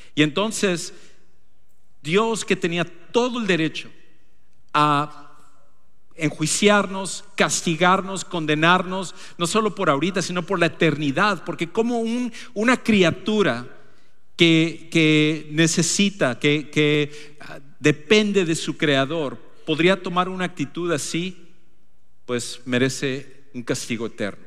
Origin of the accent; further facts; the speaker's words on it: Ecuador; moved away; nos mudamos de regreso a, mi país natal, al Ecuador